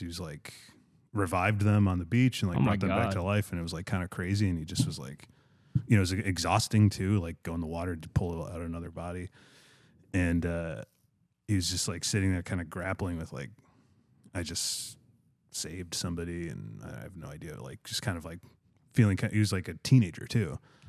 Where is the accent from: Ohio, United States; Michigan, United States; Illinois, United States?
Illinois, United States; Chicago; I'm from Chicago